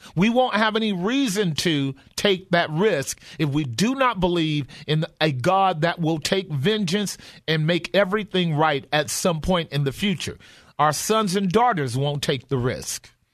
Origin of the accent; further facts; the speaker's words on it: United States; as American Christians